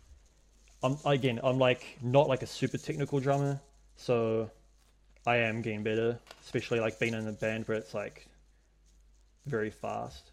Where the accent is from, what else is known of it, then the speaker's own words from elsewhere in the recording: Hamilton, Waikato, New Zealand; moved away as an adult; now in Wellington, New Zealand; I grew up in Hamilton